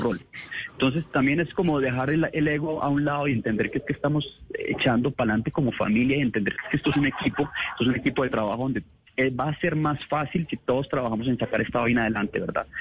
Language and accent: Spanish; Manizales, Caldas, Colombia; Yo me crié en Manizales